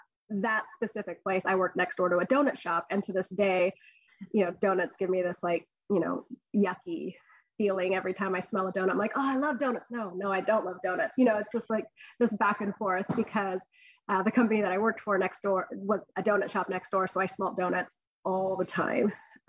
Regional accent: California, United States; So I grew up on the Central Coast. I was here when I was really young. I went to high school, I went to AG High, I went to Cal Poly. I've spent most of my life here on the Central Coast.

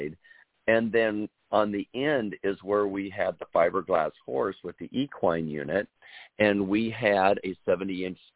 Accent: Des Moines, Iowa, United States; moved away; back in the lovely state of Iowa, my home state in the Des Moines area

